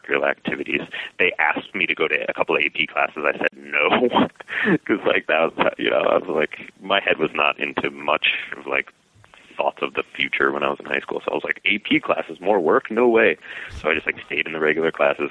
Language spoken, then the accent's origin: English; Pelham, New York, United States; I'm from Westchester County, a town called Pelham